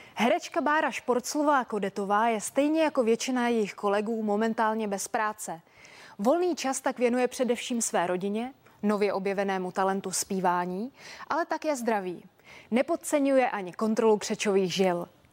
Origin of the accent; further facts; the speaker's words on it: Kazan, Tatarstan, Russia; now in Czech Republic; V Kazaně, v mém rodném městě, kde mám prarodiče